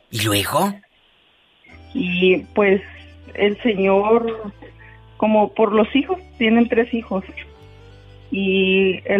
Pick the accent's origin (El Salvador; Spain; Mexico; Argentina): Mexico; Colima; now in United States; De Colima.